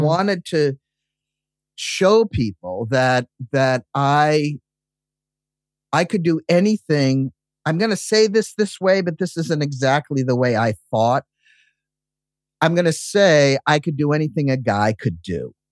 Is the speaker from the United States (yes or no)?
yes; Massachusetts, United States; I grew up in Massachusetts